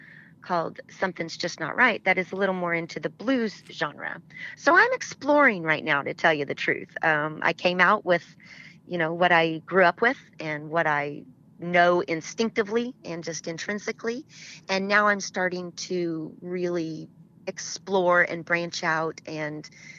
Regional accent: Oklahoma, United States; I grew up in Oklahoma

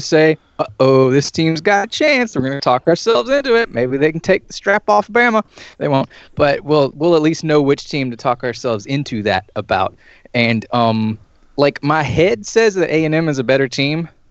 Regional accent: Atlanta, Georgia, United States; I was I was born in Atlanta during the when WCW became a thing.

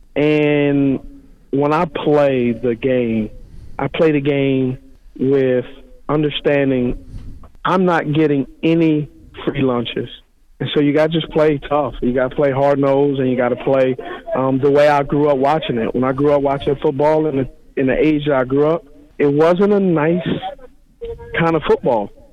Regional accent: Los Angeles, California, United States; the porch I was raised on was in Los Angeles, California, very tough upbringing.

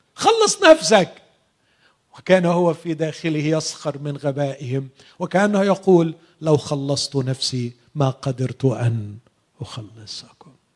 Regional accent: Egypt; عندنا في مصر

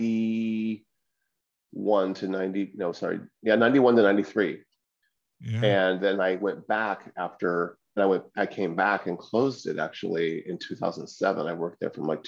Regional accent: Orange County, California, United States; also born or lived in Laguna Beach / Hollywood; I was born and raised in Orange County, and I moved to Laguna Beach in 1987

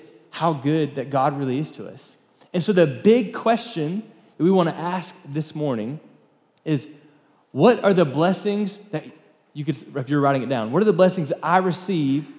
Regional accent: Florida, United States; moved away as an adult; now in Lubbock, United States; we grew up in Florida

